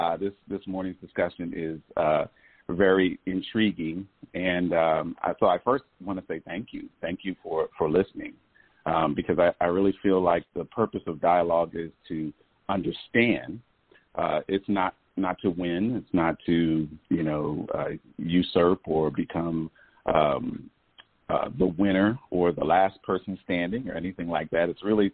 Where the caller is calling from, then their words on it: Atlanta, Georgia, United States; I'm calling from Atlanta, Georgia.